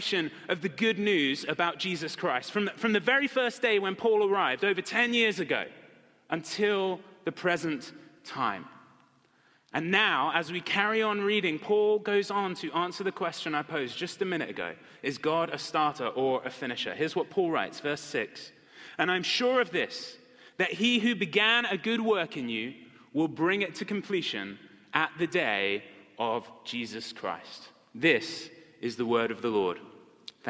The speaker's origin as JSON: {"language": "English", "town": "Marlow", "region": "South East England", "country": "United Kingdom", "tie": "born or raised there", "moved": "yes", "said": "my hometown in England"}